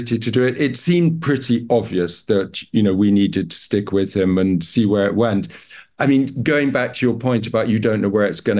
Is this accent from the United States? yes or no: no; Uganda; So I grew up in Uganda